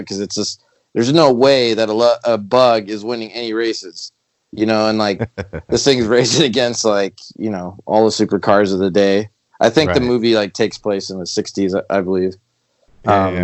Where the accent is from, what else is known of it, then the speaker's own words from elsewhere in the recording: Los Angeles, California, United States; also born or lived in Panorama City, California / Arizona; I grew up in Pacific Palisades.